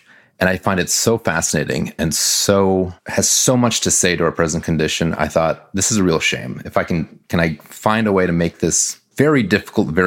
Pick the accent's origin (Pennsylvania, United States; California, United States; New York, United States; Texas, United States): Pennsylvania, United States; also born or lived in Poland; I grew up in America. I grew up in a very suburban, very dull, bland, kind of rural suburban part of Pennsylvania